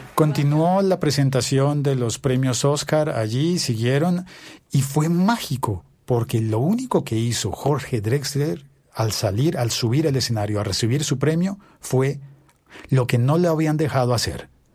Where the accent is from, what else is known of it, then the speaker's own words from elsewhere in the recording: Colombia; also born or lived in Bogotá; yo soy colombiano y vivo en Bogotá, en Colombia